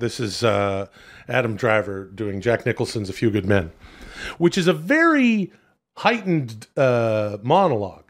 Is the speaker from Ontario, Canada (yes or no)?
no; Vancouver, British Columbia, Canada; moved away; it was cool to stay downtown in my hometown